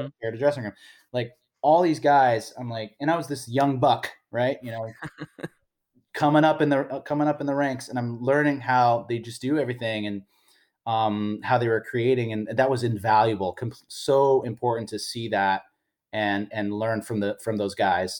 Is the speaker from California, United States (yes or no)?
yes; San Francisco, California, United States; my hometown of San Francisco.